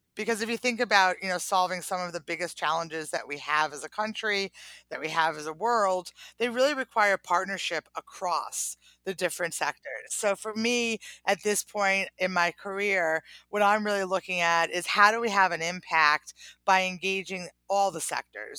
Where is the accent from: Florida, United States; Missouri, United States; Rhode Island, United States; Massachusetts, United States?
Rhode Island, United States; Providence; I grew up in Providence, Rhode Island